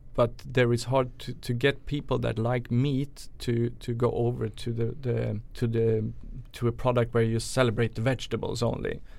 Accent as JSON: {"language": "English", "country": "Sweden", "also_born_or_lived": "New York", "said": "chef from Sweden originally"}